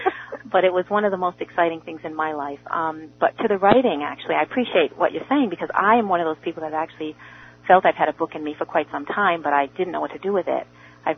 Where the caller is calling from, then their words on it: New Jersey, United States; First of all … from New Jersey, and you just totally brought me back to the past of my life.